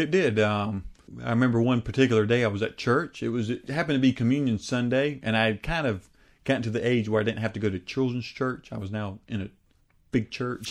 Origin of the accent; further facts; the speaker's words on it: United States; my home country of the United States